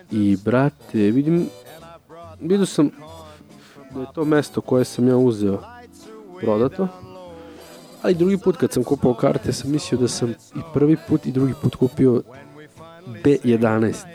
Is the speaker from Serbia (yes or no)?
yes; Serbia; kao Srbin koji priča engleski.